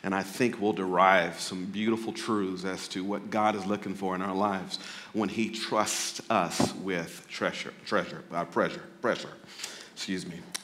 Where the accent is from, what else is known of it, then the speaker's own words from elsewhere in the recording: Pearl, Mississippi, United States; moved away as an adult; also born or lived in Jackson, Mississippi / Oakland, California; I was raised in a small town outside of Jackson, which is even smaller. And so, uh, that was a place called Pearl, Mississippi